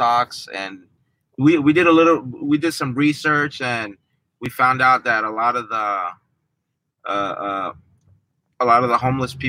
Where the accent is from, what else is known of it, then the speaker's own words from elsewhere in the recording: San Francisco, California, United States; also born or lived in Mexico; I was born in Mexico, but I don't have any memories of Mexico. So I pretty much grew up in San Francisco.